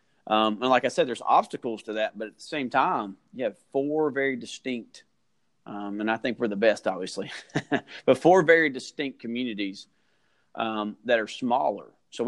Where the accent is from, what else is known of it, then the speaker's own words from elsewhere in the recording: Rome, Georgia, United States; also born or lived in Kentucky; And I grew up in a mill village. There's actually two or three mill villages in our school district